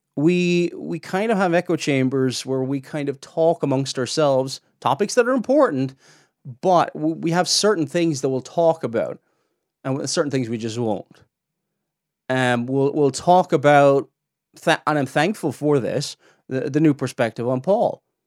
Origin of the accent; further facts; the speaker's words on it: Cork, Munster, Ireland; accent: Cork; my Cork accent comes out sometimes here.